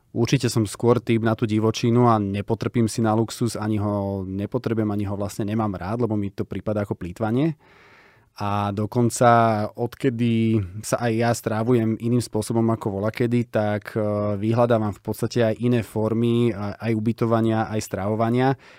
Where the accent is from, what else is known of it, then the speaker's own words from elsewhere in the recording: Bratislava, Bratislava Region, Slovakia; my sme deti z Petržalky, boli sme traja